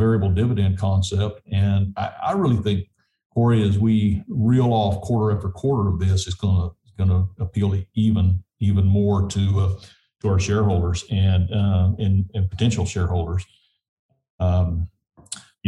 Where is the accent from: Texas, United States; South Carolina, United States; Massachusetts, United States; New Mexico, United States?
New Mexico, United States; southeast; I spent most of my childhood in southeast New Mexico